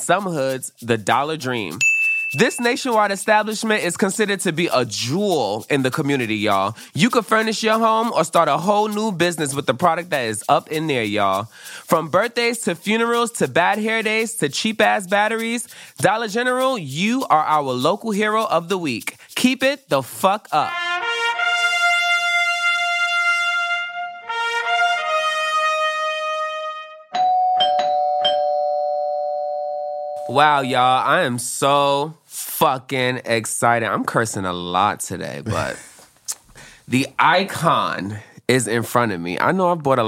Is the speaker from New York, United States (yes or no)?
yes; New York City, New York, United States; growing up in Brooklyn